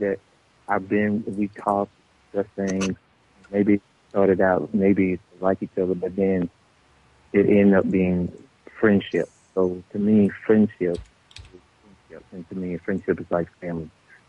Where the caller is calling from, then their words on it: Atlanta, Georgia, United States; I'm calling you from Atlanta, Georgia.